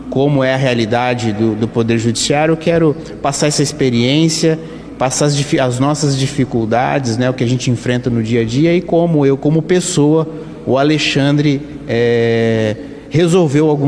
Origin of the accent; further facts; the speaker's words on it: Ourinhos, São Paulo, Brazil; Eu sou natural de Ourinhos.